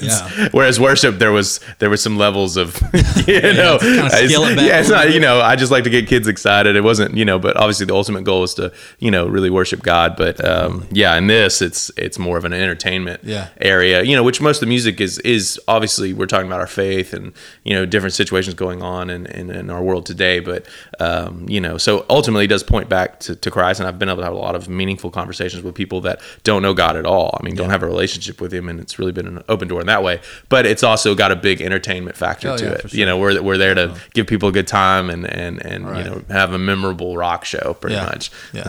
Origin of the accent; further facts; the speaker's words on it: Deer Park, Texas, United States; back in my hometown area of Deer Park, kind of Pasadena area.